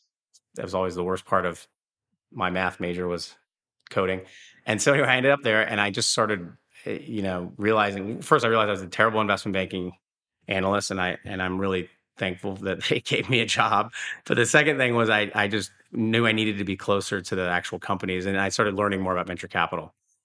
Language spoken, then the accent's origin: English; Iowa City, Iowa, United States; I grew up in Iowa. I grew up in a place, Iowa City, where the University of Iowa is. My parents were professors and physicians there.